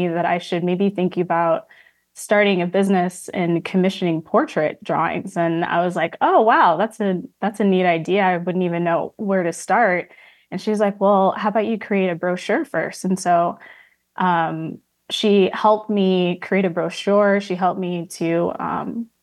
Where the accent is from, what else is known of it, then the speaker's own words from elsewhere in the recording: Flossmoor, Illinois, United States; So I was born in Illinois, and I grew up in the south suburbs of Chicago, specifically Flossmoor